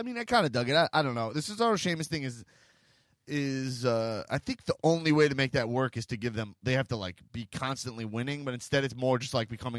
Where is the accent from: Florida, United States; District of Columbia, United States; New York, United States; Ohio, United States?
New York, United States; New York City; I'm a New Yorker. I love it.